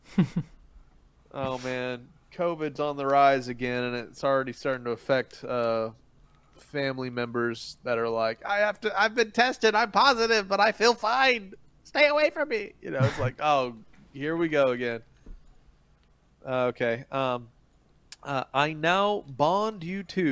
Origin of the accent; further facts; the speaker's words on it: Philippines; moved away; flying, biting cockroaches that I grew up with in the Philippines